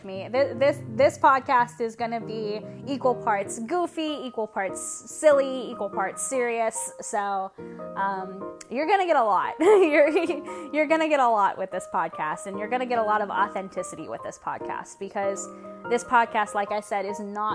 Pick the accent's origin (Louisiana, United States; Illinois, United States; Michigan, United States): Louisiana, United States; I'm from Louisiana